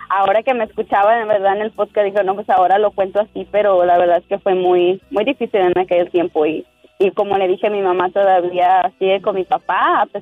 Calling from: Wisconsin, United States; No, no es cierto, Diva. No es cierto, Diva. … de Wisconsin.

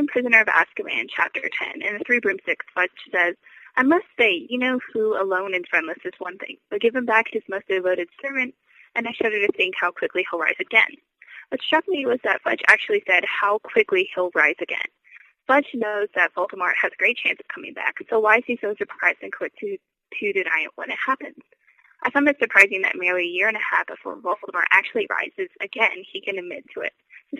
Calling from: Chicago, Illinois, United States; I'm calling from Chicago.

